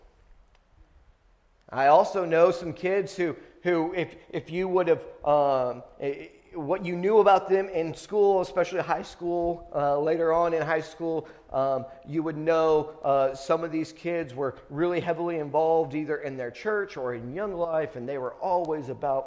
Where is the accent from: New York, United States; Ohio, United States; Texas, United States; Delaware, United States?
Texas, United States; Friendswood; I grew up in Friendswood. We moved here whenever I was in kindergarten, halfway through my kindergarten year